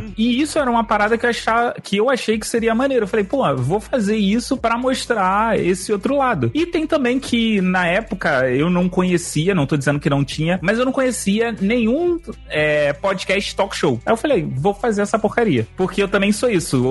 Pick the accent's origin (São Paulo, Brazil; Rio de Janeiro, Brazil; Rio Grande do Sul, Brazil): Rio de Janeiro, Brazil; Eu sou carioca